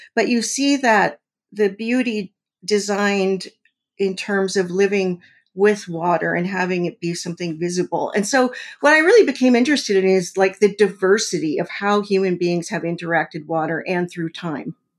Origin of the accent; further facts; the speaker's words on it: Mojave Desert, California, United States; now in Missouri, United States; I grew up in the Mojave Desert in California at a weapons development center.